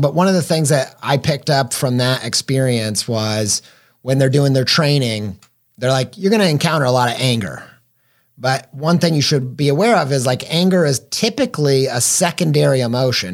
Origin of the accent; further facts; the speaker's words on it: Midwest, United States; I grew up in the Midwest